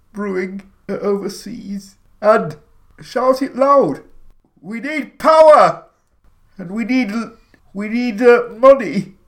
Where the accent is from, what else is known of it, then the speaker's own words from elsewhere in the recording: East Midlands, United Kingdom; In the East Midlands.